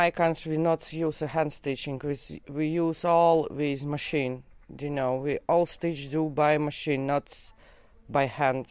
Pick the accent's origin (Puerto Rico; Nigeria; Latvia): Latvia; Riga; English is a second language; moved away as an adult; now in United Kingdom; I am from Latvia, Riga. I am in UK for 15 years.